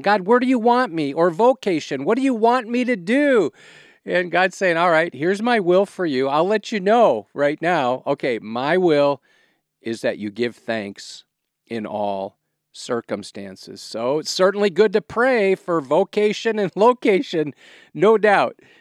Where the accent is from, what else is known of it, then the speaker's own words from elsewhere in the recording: Wisconsin, United States; now in Quad Cities, United States; I'm a cheesehead from Wisconsin, I can think of no place I'd rather live than the Quad Cities.